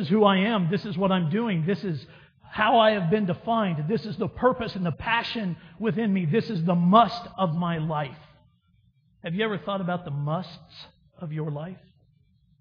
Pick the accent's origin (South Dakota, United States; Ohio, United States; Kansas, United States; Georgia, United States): Kansas, United States; Wichita; growing up in Wichita, Kansas